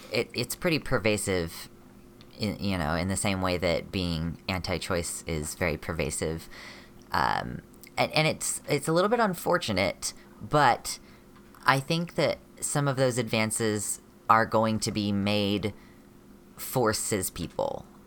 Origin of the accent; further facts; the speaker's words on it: United States; I'm a non binary person from America